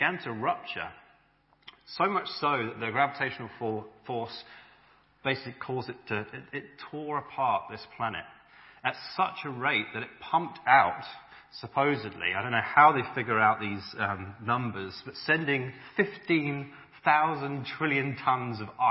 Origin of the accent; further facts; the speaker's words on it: Winchester, South East England, United Kingdom; moved away as an adult; also born or lived in Auckland, New Zealand; I grew up in Winchester